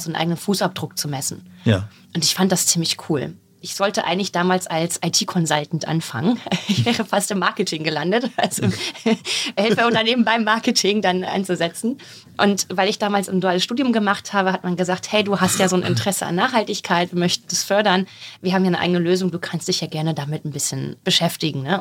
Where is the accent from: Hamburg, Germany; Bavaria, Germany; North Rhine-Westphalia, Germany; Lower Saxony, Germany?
Lower Saxony, Germany; a small village in southern; Ich komme von so einem kleinen Dorf in Südniedersachsen